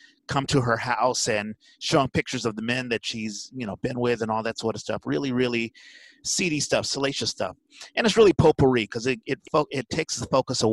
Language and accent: English; Washington, District of Columbia, United States; now in San Francisco Bay Area, United States; Washington, D.C. That's my hometown.